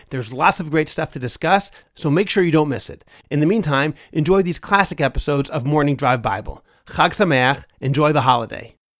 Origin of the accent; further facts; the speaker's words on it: Boston, Massachusetts, United States; now in Jerusalem, Israel; I was born in Boston